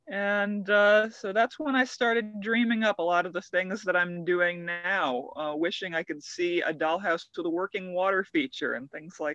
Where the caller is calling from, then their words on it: California, United States; The Santa Cruz Mountains in California.